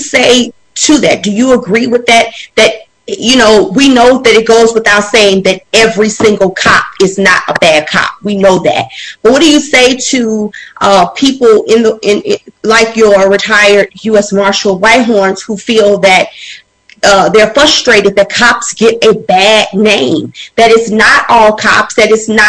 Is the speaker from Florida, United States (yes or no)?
no; Louisiana, United States; We're both from Louisiana.